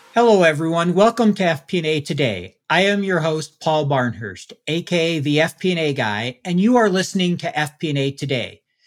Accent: Salt Lake City, Utah, United States; my hometown

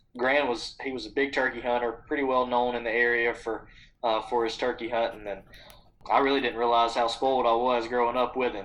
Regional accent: Butler, Alabama, United States; I grew up in Butler, Alabama

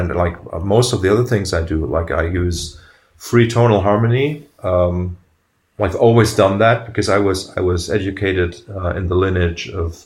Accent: Germany; I come from Germany

